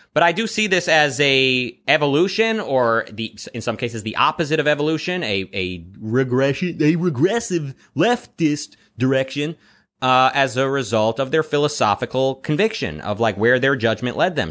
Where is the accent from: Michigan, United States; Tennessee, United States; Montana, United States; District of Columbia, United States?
Michigan, United States; Detroit; moved away as an adult; also born or lived in Israel; now in Los Angeles, United States; So I was born in Israel. I lived in Detroit, uh, through my teen years and through my twenties, mostly, and now I'm in L